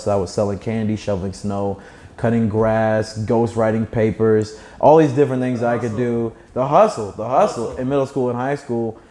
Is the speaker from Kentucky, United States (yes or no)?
yes; Kentucky, United States; I'm from Kentucky